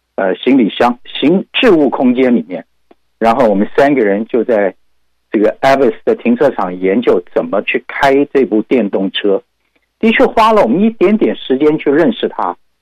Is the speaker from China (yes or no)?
no; Taiwan; now in Houston, United States; 我们台湾话讲，给息呢